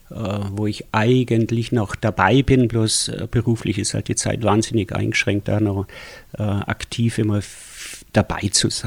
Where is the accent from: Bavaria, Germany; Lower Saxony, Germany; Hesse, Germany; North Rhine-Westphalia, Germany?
Bavaria, Germany; Schwangau; also born or lived in Schwelm; Ich komme eigentlich aus Schwelm, aus dem Ruhrgebiet auch. Und äh, 69 sind wir nach Schwangau gezogen und dann, äh, glaube drei Jahre 70 in die Opferau gezogen.